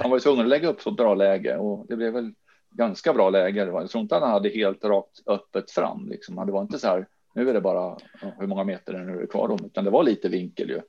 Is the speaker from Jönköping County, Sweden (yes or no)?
yes; Jönköping, Jönköping County, Sweden; now in Sandviken, Sweden; hemma i Jönköping där jag är uppvuxen